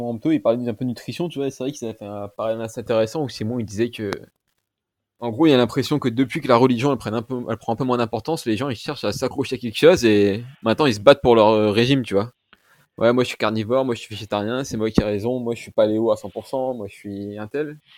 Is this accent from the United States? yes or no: no; northern France, France; Ah bah tu vois, je suis originaire du nord de la France et je bois pas d'alcool